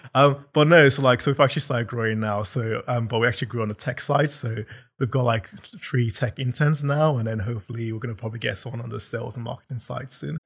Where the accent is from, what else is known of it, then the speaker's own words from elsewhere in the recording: London, United Kingdom; also born or lived in Nigeria; I'm from London, so I'm not sure how far back you wanna go, but I was born in Nigeria and moved over here when I was seven